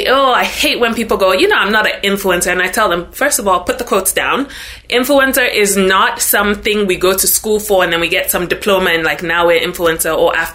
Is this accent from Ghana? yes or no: yes; Ghana; moved away as an adult; now in United States; I'm originally from Ghana. So born and raised in Ghana, moved to the US when I was 18, so about 13 years ago